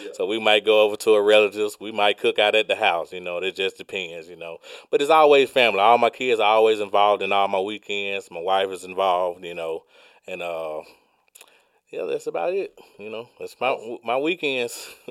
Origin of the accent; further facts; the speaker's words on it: Georgia, United States; I was born and raised in Georgia.